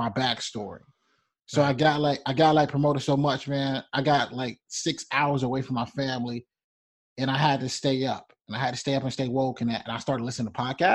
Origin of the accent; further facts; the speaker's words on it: Rocky Mount, North Carolina, United States; I'm about to go home to this small town of Rocky Mountain, North Carolina